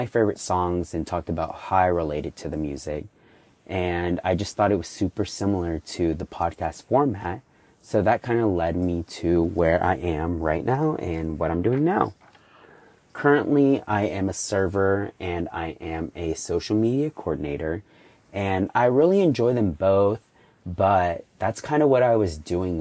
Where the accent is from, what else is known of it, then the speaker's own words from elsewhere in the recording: Houston, Texas, United States; I'm 24 years old and I'm from Houston, Texas